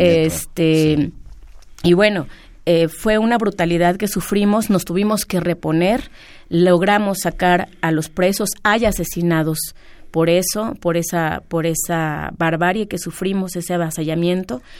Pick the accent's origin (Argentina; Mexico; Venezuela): Mexico; nuestra historia como mexicanos